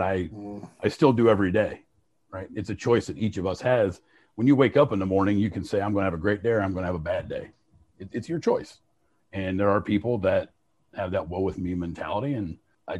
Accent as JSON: {"language": "English", "town": "Fort Recovery", "region": "Ohio", "country": "United States", "tie": "born or raised there", "said": "I was born in Fort Recovery."}